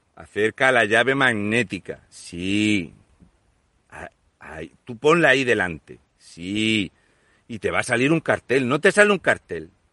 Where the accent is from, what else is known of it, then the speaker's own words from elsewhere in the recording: Region of Murcia, Spain; Yo soy el murciano encabronado.